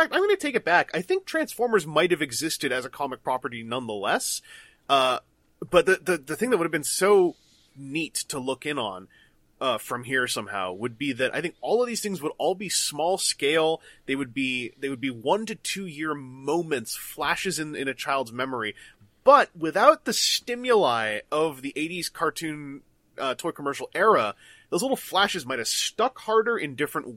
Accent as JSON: {"language": "English", "country": "Canada", "said": "I'm from Canada"}